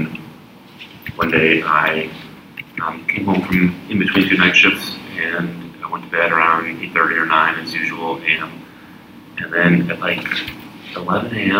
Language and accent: English; Texas, United States; moved away as an adult; also born or lived in Montreal, Canada / New York, United States; I am actually a Texan and did all my schooling in Texas